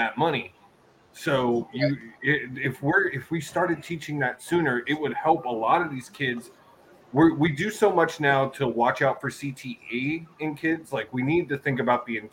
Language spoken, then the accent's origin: English; Texas, United States; I grew up here in Texas, where football is life